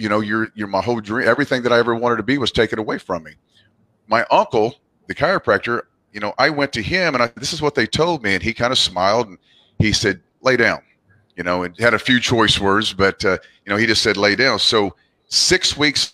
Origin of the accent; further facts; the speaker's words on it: Southwest Missouri, United States; now in Oklahoma City, United States; I'm originally from Southwest Missouri